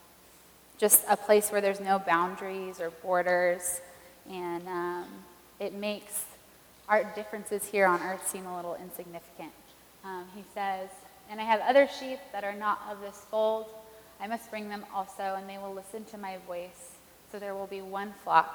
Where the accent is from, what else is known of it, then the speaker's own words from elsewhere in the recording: Lancaster, California, United States; I'm from Lancaster, California, the most beautiful